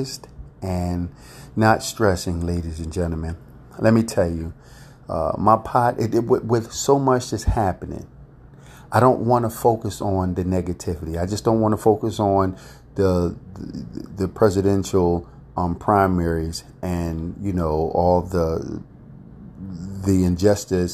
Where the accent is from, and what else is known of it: United States